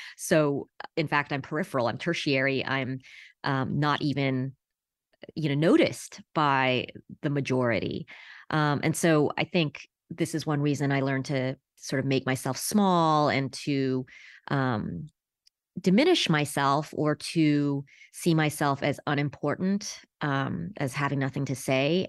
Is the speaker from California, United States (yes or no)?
yes; Los Angeles, California, United States; I was born in Los Angeles in nineteen seventy-six